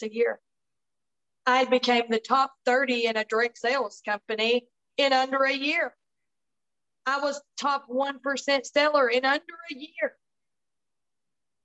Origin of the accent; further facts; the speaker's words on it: Tennessee, United States; I'm from Tennessee